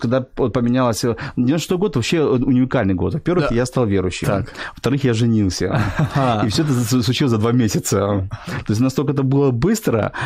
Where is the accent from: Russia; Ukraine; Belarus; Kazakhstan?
Ukraine; Sevastopol, Crimea; moved away as an adult; also born or lived in Mykolaiv; now in Kyiv, Ukraine; Мой папа был военный, ага. поэтому уже в год я жил в Севастополе, и с года я до 35-36 лет я жил в Севастополе